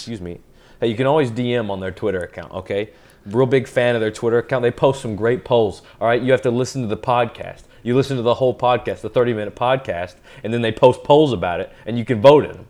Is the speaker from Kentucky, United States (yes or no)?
yes; Western Kentucky, United States; now in Saugerties, United States; when somebody asks me where am I originally from, I say Western Kentucky